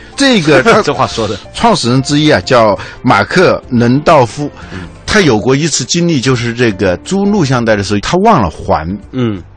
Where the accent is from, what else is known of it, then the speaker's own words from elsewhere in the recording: China; 我们中国人